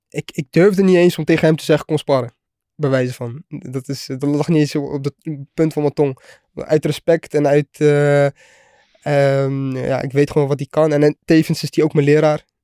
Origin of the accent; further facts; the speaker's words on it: The Hague, South Holland, Netherlands; Ehm, rustig. Ja, ik, deed, ik zat op de HAVO.